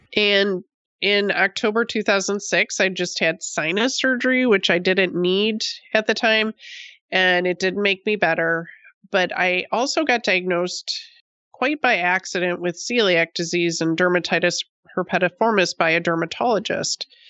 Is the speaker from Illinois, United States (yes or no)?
no; Buffalo, New York, United States; moved away as an adult; also born or lived in Oregon; I grew up on the East Coast in Buffalo